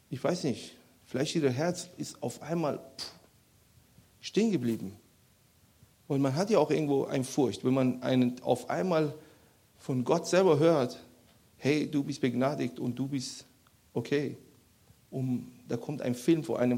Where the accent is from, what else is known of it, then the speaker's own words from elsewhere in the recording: Iran; Weil ich komme ja aus dem Iran, das ist ja sehr üb üblich, dass man äh, Leuten aufhängt in, in Plätzen und so